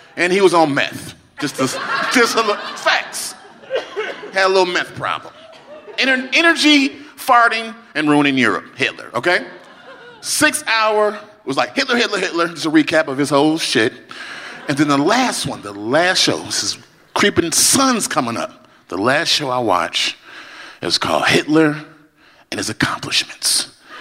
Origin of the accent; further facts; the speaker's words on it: Chicago, Illinois, United States; I was in my hometown of Chicago, Illinois, Chi Town